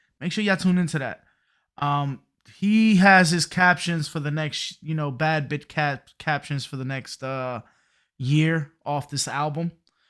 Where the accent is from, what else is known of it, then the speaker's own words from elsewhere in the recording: New York City, New York, United States; now in Philadelphia area, United States; I'm not from Philadelphia. I'm from Brooklyn. But I live in the Philadelphia area.